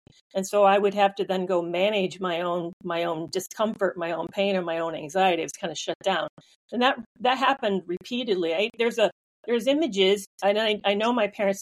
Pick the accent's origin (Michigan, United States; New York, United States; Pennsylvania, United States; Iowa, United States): Michigan, United States; Grew up in Michigan